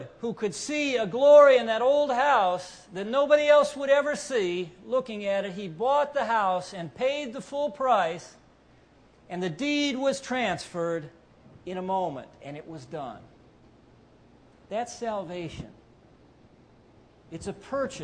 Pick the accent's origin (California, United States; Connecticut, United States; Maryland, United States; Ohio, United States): Ohio, United States; Cleveland; I'm from Cleveland